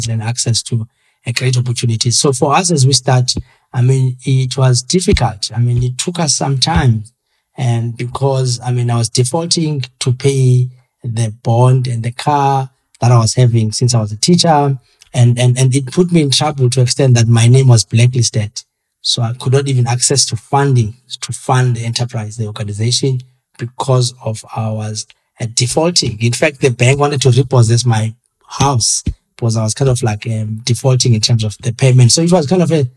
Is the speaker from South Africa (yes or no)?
yes; Queenstown, Eastern Cape, South Africa; moved away as an adult; also born or lived in Khayelitsha; now in Cape Town, South Africa; I come from the Eastern Cape in Queenstown, next to Mandela's village in Tat